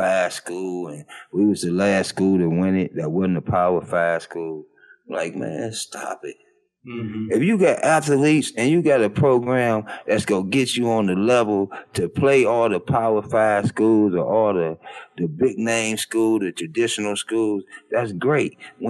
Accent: Detroit, Michigan, United States; I hate to say this, I'm born and raised in Detroit, but this goes along a lot of places.

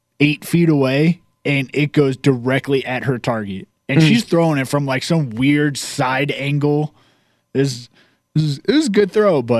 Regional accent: Virginia, United States; I grew up in Virginia, and we had a Waffle House in the nearest town where I lived.

